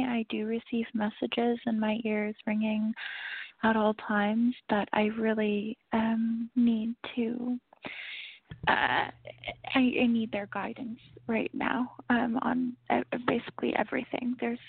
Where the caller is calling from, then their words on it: New York City, New York, United States; I'm calling from Brooklyn, New York.